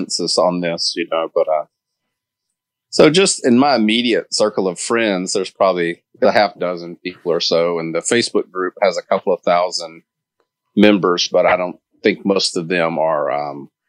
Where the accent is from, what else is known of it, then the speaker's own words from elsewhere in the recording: Mississippi, United States; I grew up in Mississippi, so I grew up in the Deep South.